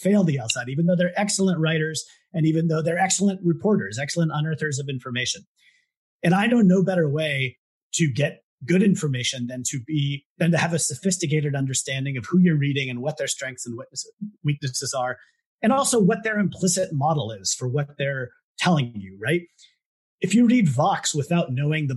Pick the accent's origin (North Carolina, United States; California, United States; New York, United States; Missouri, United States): California, United States; Southern; I grew up in Southern California.